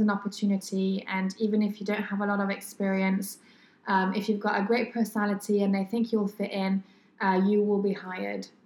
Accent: France; English is a second language; moved away as an adult; now in Sydney, Australia; coming from France

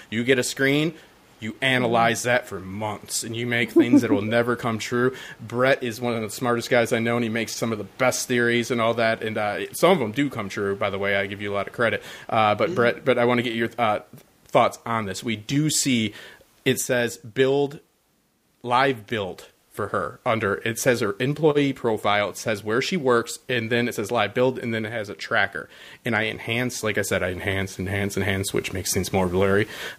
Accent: Detroit, Michigan, United States; I'm from Detroit, by the way.

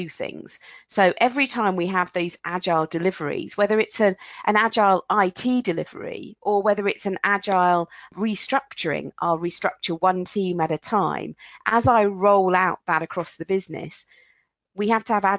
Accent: England, United Kingdom; I'm English

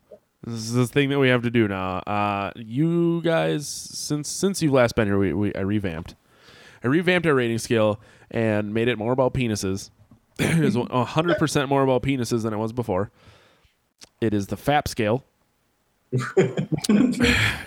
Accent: Sheboygan, Wisconsin, United States; moved away; But they have like thick Polish accents. And I have some, you can tell that I'm from there

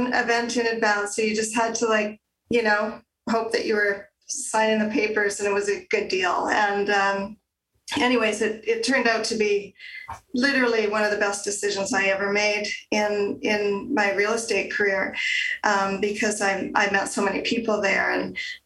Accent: Calgary, Alberta, Canada; also born or lived in Gravelbourg, Saskatchewan / Moose Jaw, Saskatchewan / Pincher Creek, Alberta; I grew up there until I was 10 and then moved to the big city of Calgary. I've been here ever since

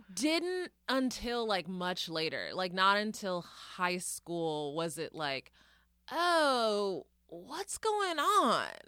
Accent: Denton, Texas, United States; moved away; growing up in Denton

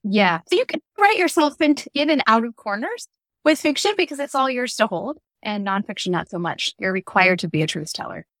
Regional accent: Des Moines, Iowa, United States; moved away as an adult; I grew up in Des Moines, Iowa, where I live again today

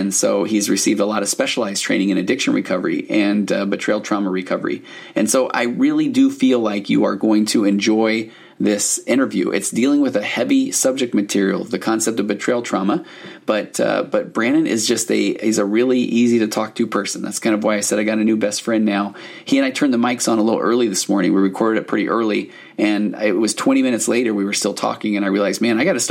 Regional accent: Highland, Utah, United States; Highland. So I grew up there

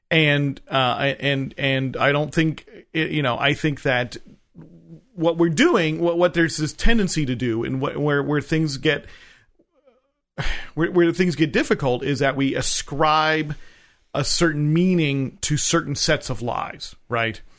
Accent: New Jersey, United States; I'm from New Jersey.

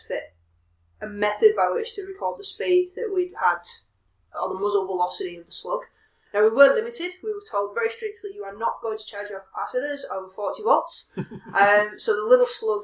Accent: Leeds, Yorkshire and the Humber, United Kingdom; moved away as an adult; also born or lived in Manchester; now in Australia; I grew up in Leeds in the north of England

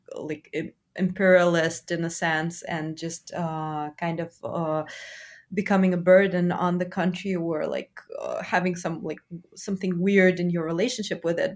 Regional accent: Russia; I'm from Russia, but I'm, uh, of complex ancestry, so I'm, like, I'm Jewish as well

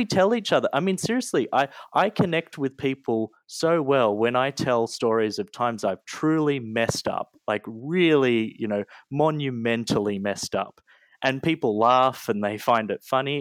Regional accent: Australia; moved away as an adult; now in United States; I was born and raised in Australia. You know, my whole life, I went to school there. I even went to university there

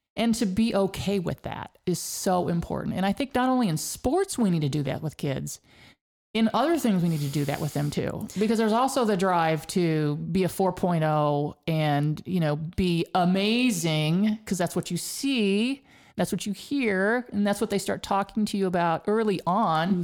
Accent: Hays, Kansas, United States; when I was growing up in Hays, Kansas, way out west, western part of the state

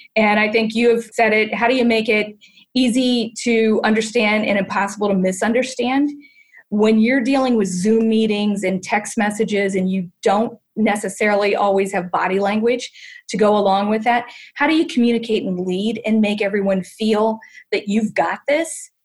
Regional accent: Canton, Ohio, United States; growing up in Canton, Ohio

